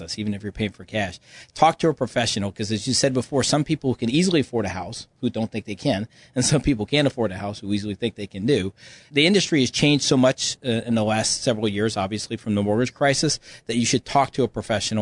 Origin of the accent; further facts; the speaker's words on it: Louisiana, United States; moved away; I'm from Louisiana, Cajun from Louisiana.